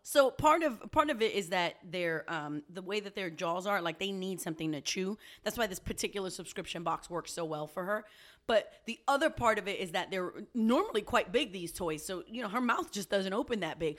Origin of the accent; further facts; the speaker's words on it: New York City, New York, United States; also born or lived in Puerto Rico; I'm a New Yorker. I'm a Puerto Rican